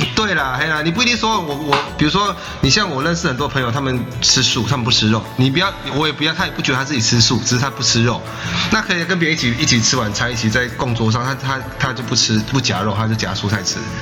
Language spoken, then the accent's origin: Chinese; Taiwan; 我们是台湾过来的素食者